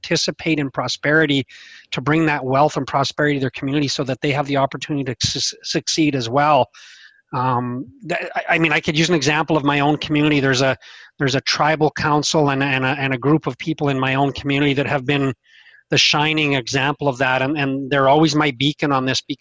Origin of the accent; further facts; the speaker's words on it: Meadow Lake, Saskatchewan, Canada; I'm in my hometown of Meadow Lake, Saskatchewan.